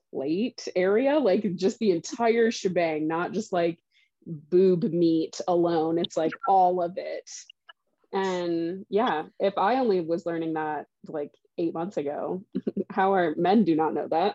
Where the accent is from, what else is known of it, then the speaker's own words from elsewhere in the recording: Southern Indiana, United States; moved away; I grew up in Southern Indiana